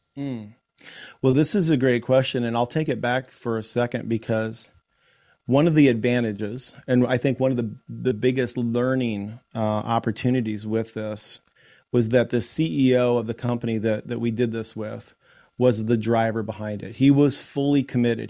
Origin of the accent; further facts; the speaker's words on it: Iowa, United States; in Iowa, in my home state